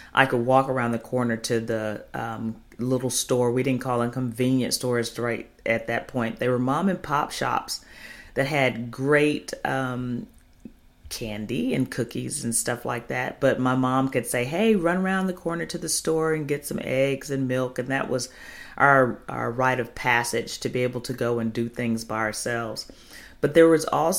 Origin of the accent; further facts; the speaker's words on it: Chicago, Illinois, United States; moved away; That's my hometown.